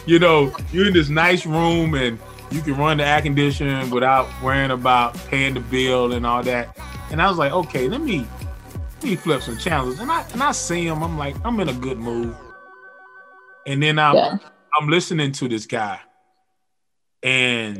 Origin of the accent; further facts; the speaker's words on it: the South, United States; I'm from the South, so you know, we're from the country down here